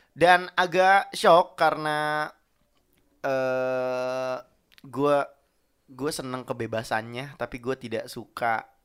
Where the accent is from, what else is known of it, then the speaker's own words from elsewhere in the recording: Cirebon, West Java, Indonesia; gue berasal dari uh, Kalimukti Cirebon